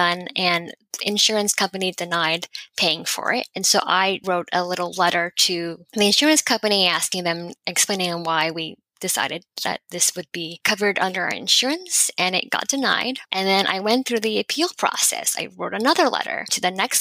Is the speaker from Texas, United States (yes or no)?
yes; Houston, Texas, United States; also born or lived in California / Massachusetts; I grew up in Houston, Texas